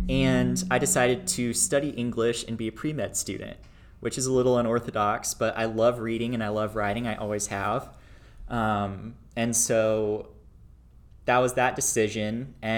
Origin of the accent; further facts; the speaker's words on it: Flower Mound, Texas, United States; So I grew up in a little town outside of Dallas called Flower Mound, Texas. I was born and raised there